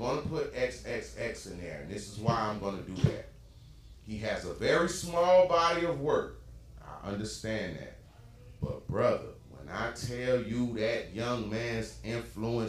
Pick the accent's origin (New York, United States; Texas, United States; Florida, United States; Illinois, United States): Florida, United States; Palm Beach; I'm from Florida. I'm from Palm Beach